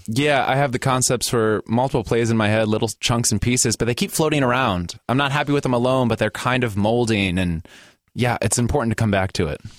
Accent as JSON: {"language": "English", "town": "Gary", "region": "Indiana", "country": "United States", "tie": "born or raised there", "moved": "as an adult", "lives_now": "Portland, United States", "said": "born and raised in Indiana"}